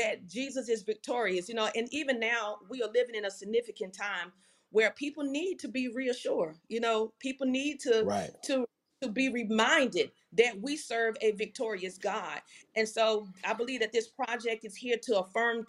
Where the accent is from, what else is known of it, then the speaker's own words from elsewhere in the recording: Louisiana, United States; I'm from Louisiana.